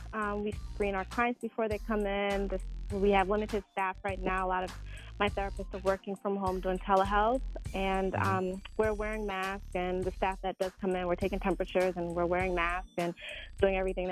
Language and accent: English; Jamaica; Because I'm Jamaican, so, like, oxtails and rice and peas has been difficult